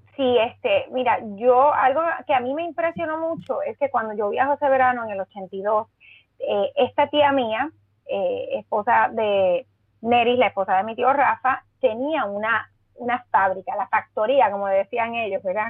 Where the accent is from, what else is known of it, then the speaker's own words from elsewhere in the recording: Mayagüez, Puerto Rico; also born or lived in San Juan, Puerto Rico / New York, United States; yo soy natural de Mayagüez